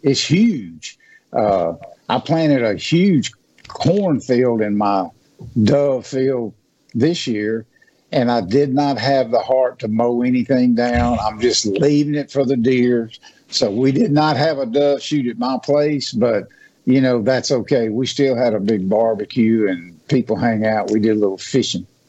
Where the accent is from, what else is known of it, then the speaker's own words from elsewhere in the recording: Natchez, Mississippi, United States; now in West Point, United States; I'm from Natchez, and I thought it was big until I moved up to West Point to the Golden Triangle